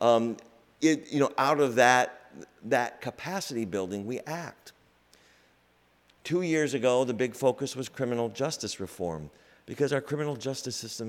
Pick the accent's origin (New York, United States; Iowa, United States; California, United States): Iowa, United States; moved away; also born or lived in Boston; I'm from Iowa via Boston